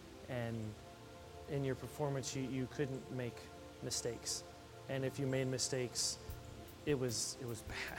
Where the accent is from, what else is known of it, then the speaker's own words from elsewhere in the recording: Missouri, United States; I'm from Missouri. Show me